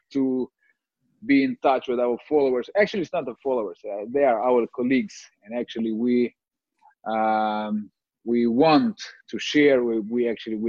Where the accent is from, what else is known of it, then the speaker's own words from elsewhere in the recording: Kyiv, Ukraine; I'm from Kiev, Ukraine